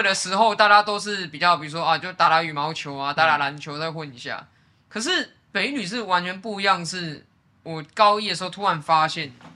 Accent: Taipei, Taiwan; 我自己是在文山区出生长大的

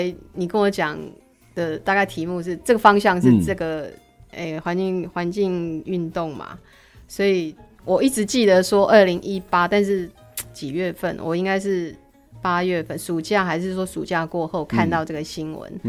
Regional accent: Minxiong, Chiayi County, Taiwan; 是是，我是原住民，

